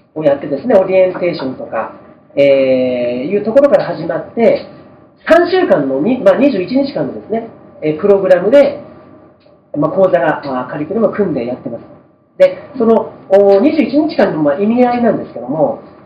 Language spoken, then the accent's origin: Japanese; Fukushima, Japan; moved away; also born or lived in Tokyo; 福島から上京しまして